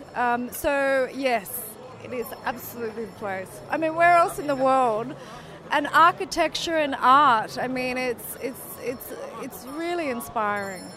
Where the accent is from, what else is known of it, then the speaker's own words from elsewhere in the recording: Australia; also born or lived in south of France; now in France; I'm Australian, but based in the south of France